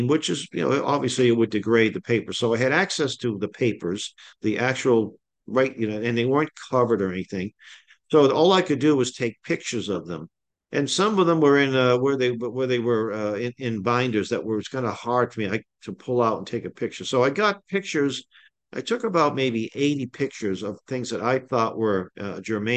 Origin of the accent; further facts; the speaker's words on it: Boston, Massachusetts, United States; I grew up in the Hyde Park section of Boston.